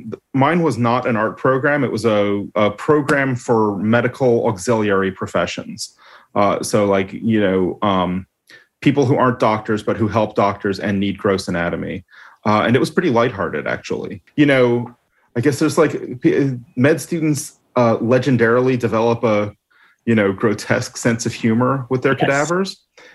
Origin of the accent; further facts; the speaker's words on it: Toronto, Ontario, Canada; Toronto, mostly.